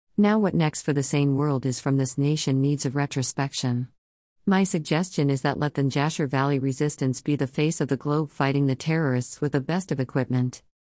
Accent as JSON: {"language": "English", "country": "India", "said": "being an Indian"}